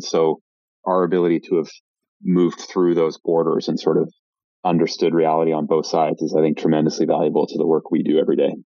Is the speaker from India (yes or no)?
no; Vancouver, British Columbia, Canada; moved away as an adult; also born or lived in Montreal / Toronto / South Africa; I'm Canadian originally. I grew up in Vancouver.